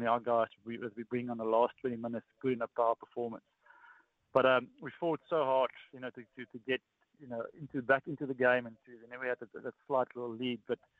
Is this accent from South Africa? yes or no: yes; South Africa; As a South African, when you're born and when you grow up, your dad, when you go to your first scan, he'll ask